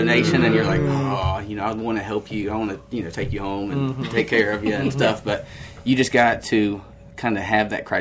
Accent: Medford, United States; I'm a Medford boy.

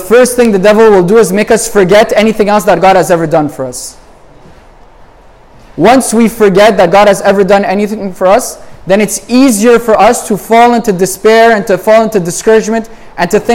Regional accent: Montreal, Quebec, Canada; I'm from Montreal

